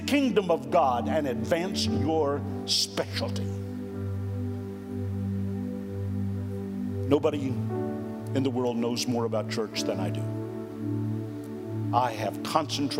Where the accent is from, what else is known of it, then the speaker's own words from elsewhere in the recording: Florida, United States; moved away as an adult; also born or lived in Minneapolis, Minnesota; I was born in Florida and did all of my ministry in Florida.